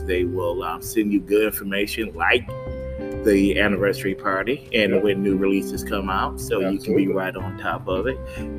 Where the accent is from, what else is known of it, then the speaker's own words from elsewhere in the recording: Michigan, United States; now in North Carolina, United States; I'm from Michigan also